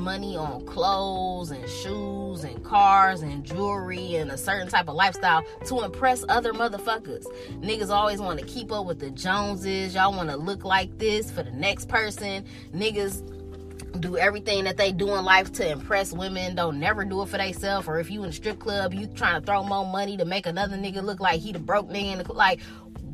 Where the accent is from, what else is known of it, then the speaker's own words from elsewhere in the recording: Detroit, Michigan, United States; also born or lived in Birmingham, Michigan; I'm from Detroit, but I done lived all around the Metro Detroit area my entire life